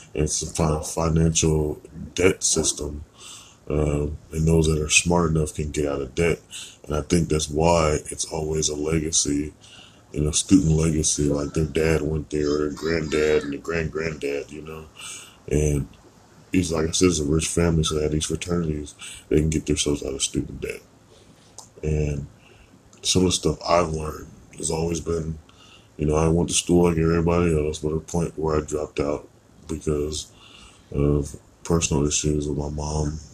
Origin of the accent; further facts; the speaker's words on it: United States; being born American in a crazy place